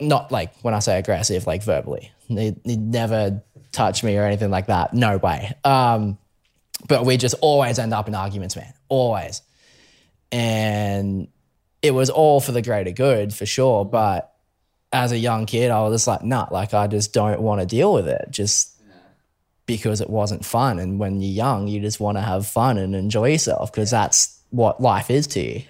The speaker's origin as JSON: {"language": "English", "town": "Brisbane", "region": "Queensland", "country": "Australia", "tie": "born or raised there", "said": "Brisbane boy, born and raised. Um, always grew up in Brisbane"}